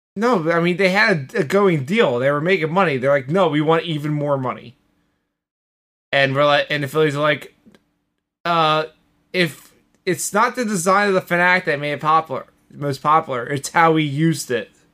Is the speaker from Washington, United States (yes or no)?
no; Philadelphia, Pennsylvania, United States; I'm a Philadelphian